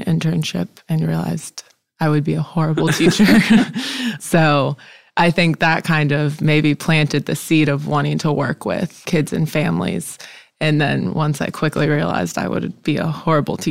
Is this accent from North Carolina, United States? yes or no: yes; Charlotte, North Carolina, United States; moved away as an adult; also born or lived in Sewanee, Tennessee; now in Memphis, United States; I grew up in Charlotte, North Carolina